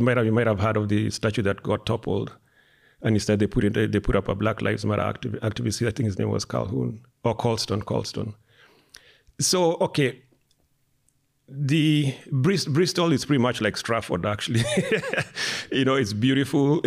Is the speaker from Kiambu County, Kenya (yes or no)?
yes; Limuru, Kiambu County, Kenya; moved away as an adult; now in United States; I grew up in Kenya till I was 19